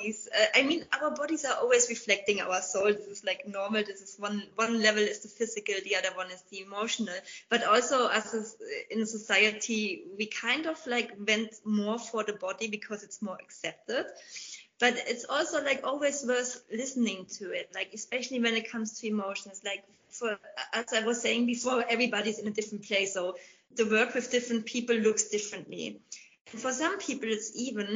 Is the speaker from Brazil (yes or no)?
no; Germany; also born or lived in England; in my home country, Germany